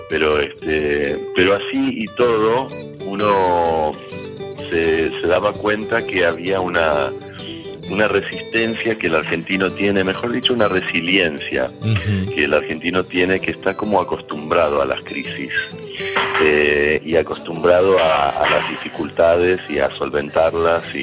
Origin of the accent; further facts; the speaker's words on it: Alaska, United States; born there; bueno, en realidad yo nací en Alaska, eh, soy de Estados Unidos